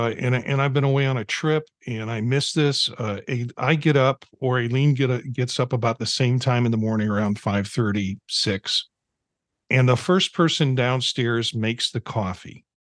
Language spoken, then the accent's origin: English; Midwest, United States; I'm from the Midwest. We call it a front room.